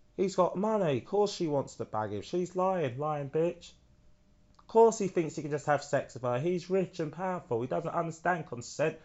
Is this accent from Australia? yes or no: no; United Kingdom; being British